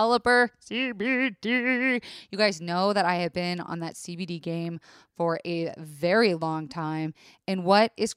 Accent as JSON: {"language": "English", "region": "Florida", "country": "United States", "tie": "born or raised there", "said": "I was raised in Florida"}